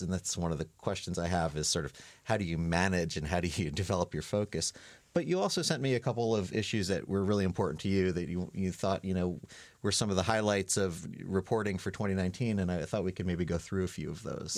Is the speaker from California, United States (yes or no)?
no; New York, United States; moved away as an adult; I'm, I'm from New York